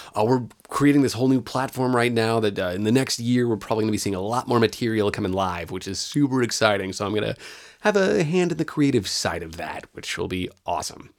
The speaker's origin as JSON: {"language": "English", "region": "California", "country": "United States", "tie": "born or raised there", "also_born_or_lived": "Chicago", "moved": "as an adult", "said": "I grew up in California. I was born and raised there"}